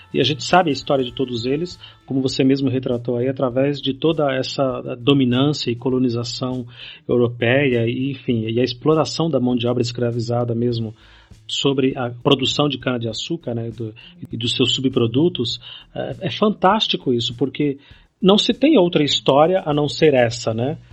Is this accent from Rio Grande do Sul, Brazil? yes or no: no; São Paulo, Brazil; also born or lived in Bahia; eu sou baiano de nascimento, passei a minha vida toda aqui em São Paulo, mas eu sou baiano de nascimento